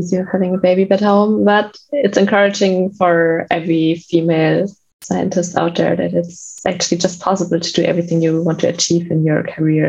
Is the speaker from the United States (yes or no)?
no; Germany; I grew up in Germany